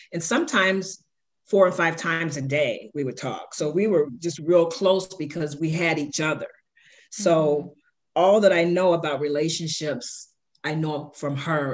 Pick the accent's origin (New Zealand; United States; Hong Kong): United States; Chicago, Illinois; I grew up in Chicago. Shout out to the South Side, um, in the inner city of Chicago, where um, I was born